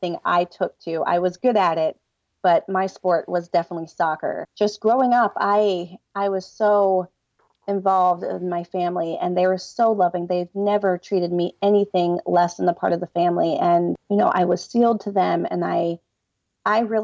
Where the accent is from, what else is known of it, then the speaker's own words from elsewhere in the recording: Delaware, United States; I'm from Delaware.